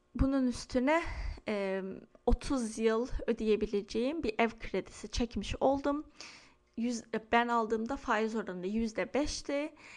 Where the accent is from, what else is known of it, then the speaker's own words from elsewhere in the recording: Istanbul, Turkey; moved away as an adult; now in Lake Oswego, United States; benim doğup büyüdüğüm yer Çengelköy